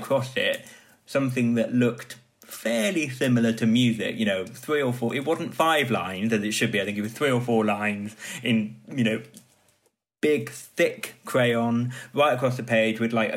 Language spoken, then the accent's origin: English; Wales, United Kingdom; growing up in Wales, we had a lot of wet play